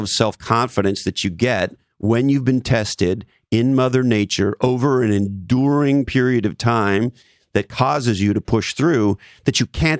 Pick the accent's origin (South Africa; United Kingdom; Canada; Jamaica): Canada; moved away; I'm a Canadian originally.